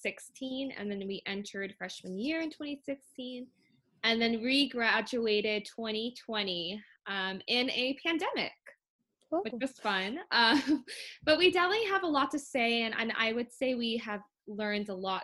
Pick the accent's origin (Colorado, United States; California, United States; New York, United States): California, United States; Northern; also born or lived in Orange County, California; And obviously we're from Northern California and we moved down to Southern California, Orange County specifically.